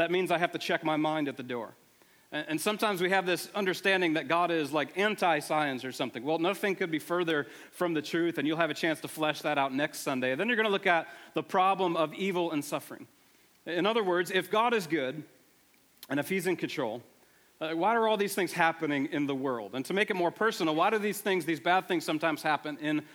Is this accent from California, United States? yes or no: no; Buffalo, New York, United States; moved away; I am from the Buffalo area originally